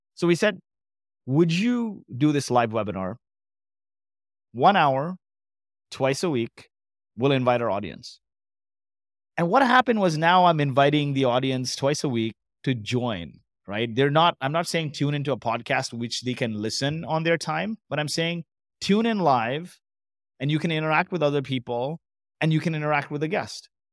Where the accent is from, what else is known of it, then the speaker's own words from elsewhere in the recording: Kuwait; also born or lived in Canada; now in Dubai, United Arab Emirates; I was born in Kuwait to Indian parents